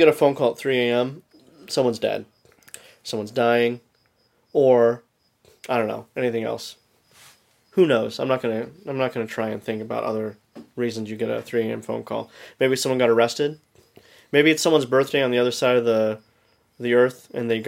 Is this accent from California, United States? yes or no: yes; California, United States; Growing up in California, we all grew up in California